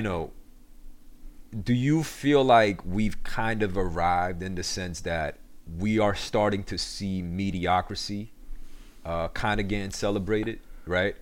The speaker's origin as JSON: {"language": "English", "town": "New York City", "region": "New York", "country": "United States", "tie": "born or raised there", "also_born_or_lived": "Korea / Elmhurst / Flushing", "said": "when I came to America in ninety-eight, and, um, I, I grew up, you know, I grew up in Queens ever since then"}